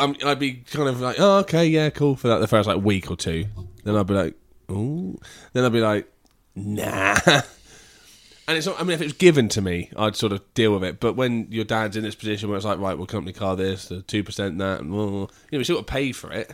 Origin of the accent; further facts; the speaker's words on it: England, United Kingdom; I'm English, not American